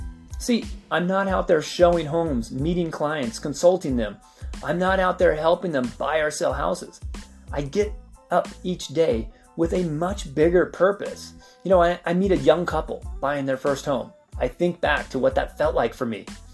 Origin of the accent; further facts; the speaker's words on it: San Diego, California, United States; also born or lived in Idaho / Gillette, Wyoming; You know, I was born in San Diego, but we moved a lot. I mean, we lived in Idaho when I was like 3 or 4. We would then move back to San Diego.